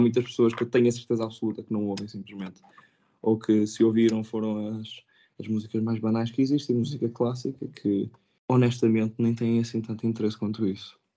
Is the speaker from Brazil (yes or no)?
no; Pinhel, Centro, Portugal; moved away as an adult; also born or lived in Coimbra; now in London, United Kingdom; Eu sou de Pinhel